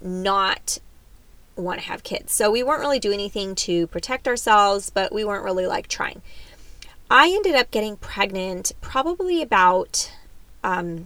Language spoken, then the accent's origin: English; San Diego, California, United States; also born or lived in Davis, California / Greece; I am a true San Diego, Southern California girl.